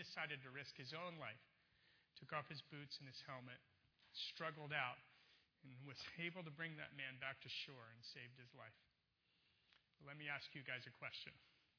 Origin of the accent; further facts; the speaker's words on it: Baltimore, Maryland, United States; born there; also born or lived in California; I'm not a native Californian. I was actually born in Baltimore.